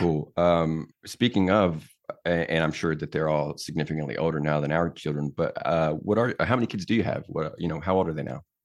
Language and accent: English; Tennessee, United States; moved away as an adult; born and raised here